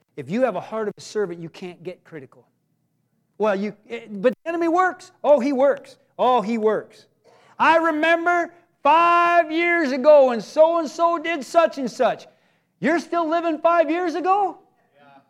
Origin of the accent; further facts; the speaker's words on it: United States; I'm an American